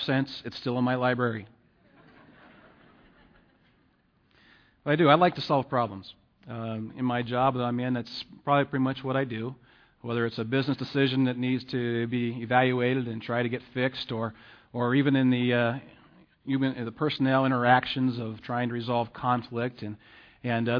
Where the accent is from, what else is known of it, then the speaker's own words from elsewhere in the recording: Pittsburgh, Pennsylvania, United States; moved away; I'm originally from the Pittsburgh area